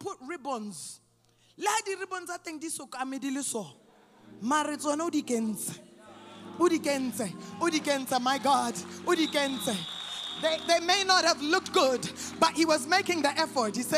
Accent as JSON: {"language": "English", "country": "Canada", "tie": "born or raised there", "also_born_or_lived": "Botswana", "moved": "yes", "said": "I'm sure you can tell a little bit by my accent, I grew up in Canada."}